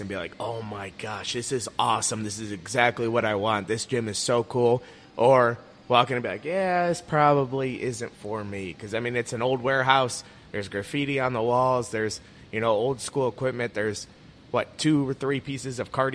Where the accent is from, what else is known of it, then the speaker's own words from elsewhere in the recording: Leroy, Ohio, United States; growing up in Leroy, and I went to high school at NDCL